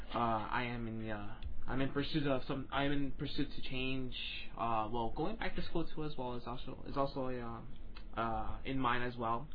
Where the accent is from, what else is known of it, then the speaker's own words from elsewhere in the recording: New Jersey, United States; moved away as an adult; now in Florida, United States; I'm recently from New Jersey